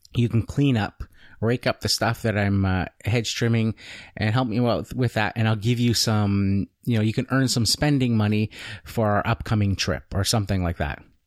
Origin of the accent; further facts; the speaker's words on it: Canada; I'm not an American citizen. I don't live in the United States. I'm Canadian